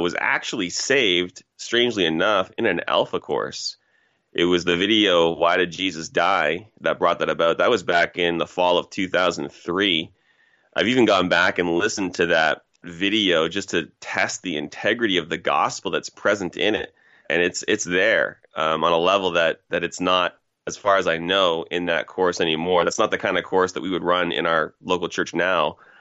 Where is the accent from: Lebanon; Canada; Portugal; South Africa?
Canada; Toronto, Ontario; I'm from Toronto originally. Grew up in a place called Scarborough, Ontario, which is basically uh, not even a suburb, but really connected to Toronto proper